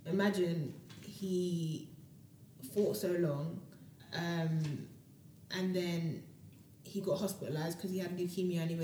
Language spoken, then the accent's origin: English; London, United Kingdom; moved away; I grew up in South London.